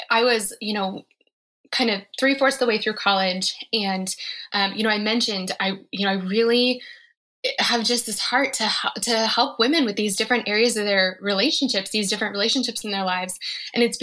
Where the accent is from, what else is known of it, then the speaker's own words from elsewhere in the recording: Colorado, United States; No, and I'm from Colorado.